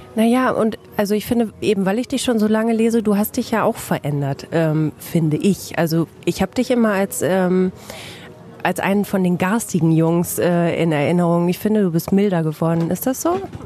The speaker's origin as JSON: {"language": "German", "town": "Bielefeld", "region": "North Rhine-Westphalia", "country": "Germany"}